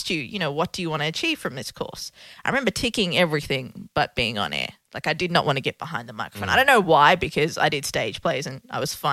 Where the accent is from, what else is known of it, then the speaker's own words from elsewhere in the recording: Melbourne, Victoria, Australia; moved away as an adult; also born or lived in Colombo, Sri Lanka; now in New York, United States; I grew up in Northcote and we moved to Clayton